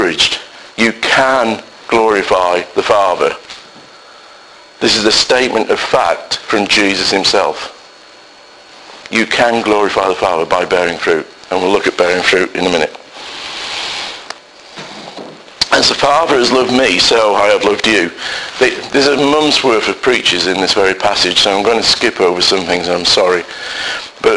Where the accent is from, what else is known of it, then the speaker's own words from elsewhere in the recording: Salford, North West England, United Kingdom; I, working class guy, born and bred in Salford